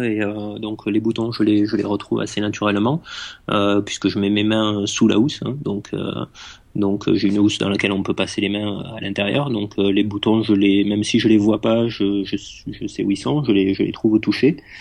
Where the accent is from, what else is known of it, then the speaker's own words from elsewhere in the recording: France; je suis né euh, dans les Pyrénées, dans un petit village un petit village des Pyrénées